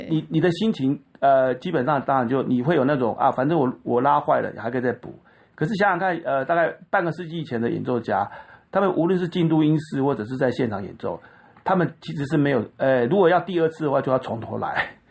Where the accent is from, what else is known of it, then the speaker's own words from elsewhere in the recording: Taichung, Taiwan; 因为我在台中长大，我们台中就是在光复国小跟双十国中